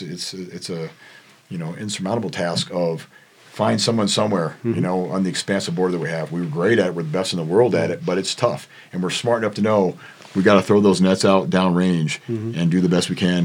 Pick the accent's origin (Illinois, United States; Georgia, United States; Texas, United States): Illinois, United States; moved away; also born or lived in El Paso / South Florida; So I'm from Illinois. And so this is the closest I could be to my family in Illinois. Still an 8-hour drive.